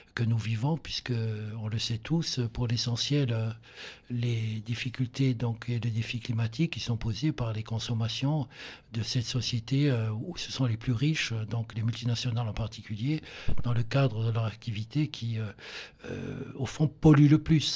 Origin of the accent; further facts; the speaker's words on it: Ajaccio, Corsica, France; moi qui viens de, Corse, je suis né donc à Ajaccio